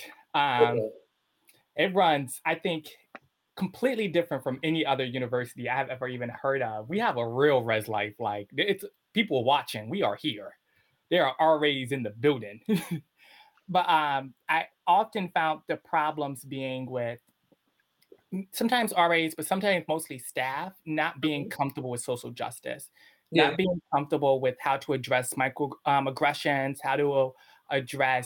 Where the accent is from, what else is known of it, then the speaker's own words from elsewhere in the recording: Bridgeport, Connecticut, United States; I grew up in Bridgeport, which is mainly Black and Latino